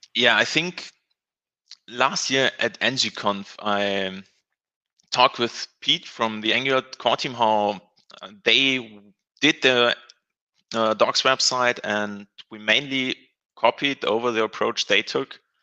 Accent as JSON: {"language": "English", "country": "Germany", "said": "I'm from Germany."}